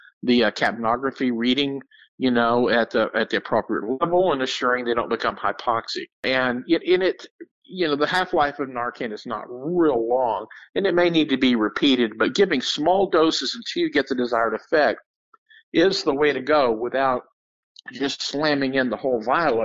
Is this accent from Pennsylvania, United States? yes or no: no; Texas, United States; I'm from Texas